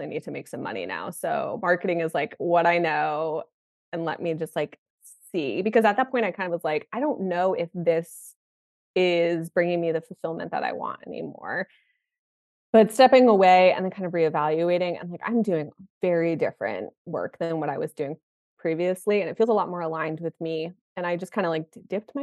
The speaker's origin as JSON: {"language": "English", "region": "Connecticut", "country": "United States", "tie": "born or raised there", "also_born_or_lived": "New York City", "said": "I moved back to my hometown in Connecticut"}